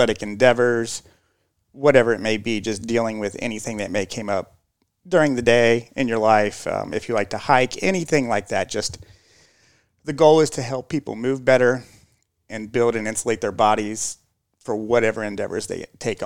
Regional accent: Covington, Kentucky, United States; now in Louisville, United States; I'm originally from Northern Kentucky, Covington.

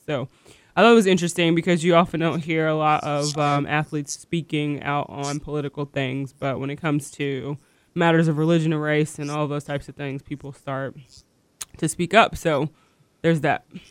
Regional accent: United States; I'm an American

